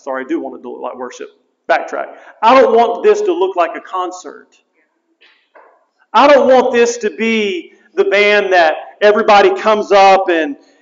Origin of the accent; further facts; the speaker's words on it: United States; I'm proud to be an American